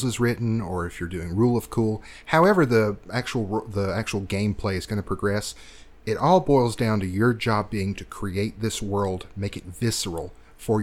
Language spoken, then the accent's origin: English; Georgia, United States; I'm from Georgia